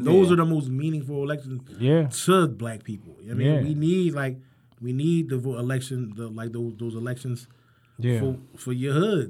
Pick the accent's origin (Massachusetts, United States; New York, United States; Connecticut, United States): New York, United States; Jamaica, Queens; Jamaica, Queens.